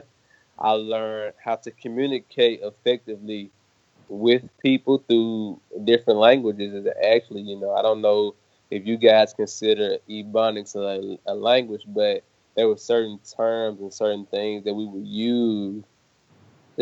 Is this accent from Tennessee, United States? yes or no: yes; Memphis, Tennessee, United States; I grew up on the south part of Memphis, borderline the Walker Homes and the White Haven area.